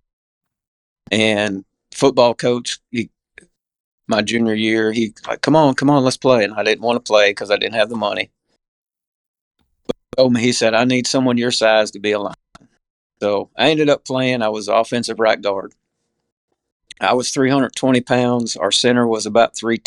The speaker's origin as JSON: {"language": "English", "town": "Emlenton", "region": "Pennsylvania", "country": "United States", "tie": "born or raised there", "also_born_or_lived": "Morris, Illinois / Missouri Valley, Iowa / Langston, Alabama", "moved": "yes", "lives_now": "Alabama, United States", "said": "we landed in a little small town called Emleton, Pennsylvania, which is about 80 miles east of Pittsburgh"}